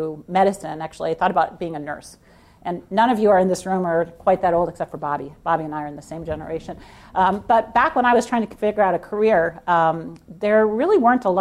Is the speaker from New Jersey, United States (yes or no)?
no; Edwardsville, Illinois, United States; also born or lived in East St. Louis, Illinois; I was born in Edwardsville, Illinois, actually in East St. Louis, and then lived in Edwardsville, Illinois